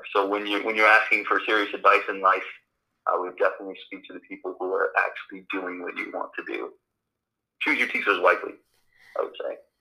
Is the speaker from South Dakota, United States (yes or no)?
no; Los Angeles, California, United States; English is a second language; also born or lived in Romania; Uh, well, I grew up in Los Angeles, but I was born in Romania. I came to the United States when I was one